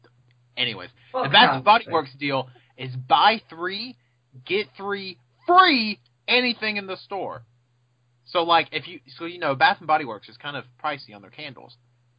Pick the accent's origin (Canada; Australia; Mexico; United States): United States; the South; I'm from the South!